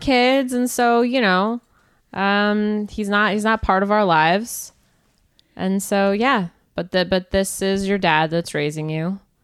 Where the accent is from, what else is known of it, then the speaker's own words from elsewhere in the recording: Canada; I'm from Canada